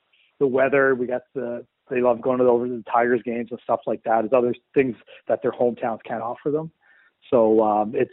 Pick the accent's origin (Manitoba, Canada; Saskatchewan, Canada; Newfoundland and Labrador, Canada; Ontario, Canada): Newfoundland and Labrador, Canada; a small town in Newfoundland; now in Windsor, Canada; I'm just from a small town in Newfoundland.